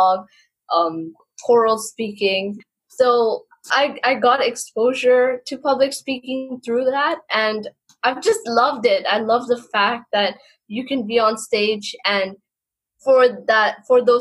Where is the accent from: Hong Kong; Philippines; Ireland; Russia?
Hong Kong; born and raised in Hong Kong, and I've lived here for almost 22 years now